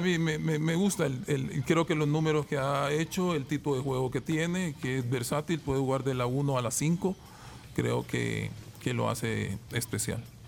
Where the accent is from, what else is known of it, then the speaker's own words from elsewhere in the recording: El Salvador; nos enorgullece mucho como salvadoreños